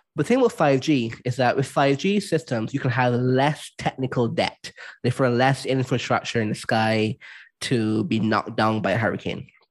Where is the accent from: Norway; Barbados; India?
Barbados; I'm from Barbados